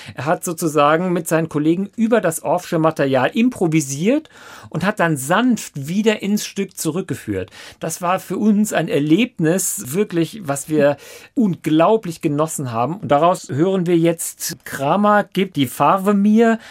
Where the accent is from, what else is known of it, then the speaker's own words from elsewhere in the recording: Saarbrücken, Saarland, Germany; now in Lörzweiler, Germany; das Haus, wo ich aufgewachsen bin, das ist ein kleiner Ort, Herrensur bei Saarbrücken